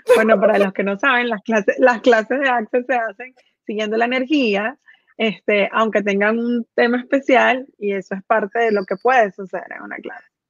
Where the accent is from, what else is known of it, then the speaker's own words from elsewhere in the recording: Venezuela; yo que nací en Venezuela